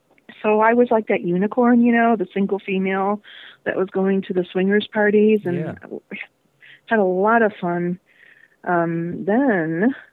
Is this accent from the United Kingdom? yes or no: no; Florida, United States; also born or lived in Chicago area; now in Las Vegas, United States; I was born in the Chicago area. I was kind of raised there, and then we moved down to Florida, and then I was raised there, and basically went back and forth between Florida and the Chicago area for a while